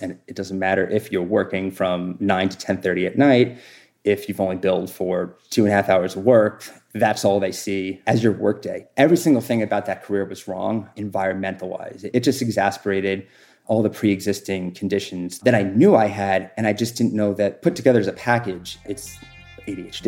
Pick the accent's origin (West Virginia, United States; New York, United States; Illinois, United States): New York, United States; also born or lived in New Jersey; I moved before fourth grade, I moved from New Jersey to New York